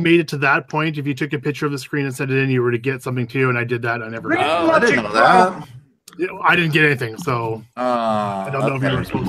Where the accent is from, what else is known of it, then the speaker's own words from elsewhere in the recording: Canada; as a Canadian